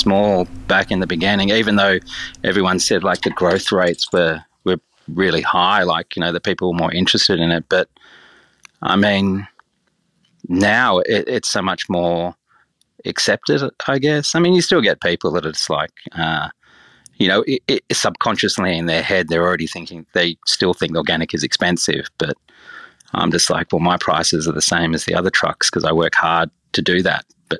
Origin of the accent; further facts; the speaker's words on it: Turramurra, New South Wales, Australia; Pretty much we used to grow our own veggies in the front garden and we grew up in like in Taramara, like Warrawee.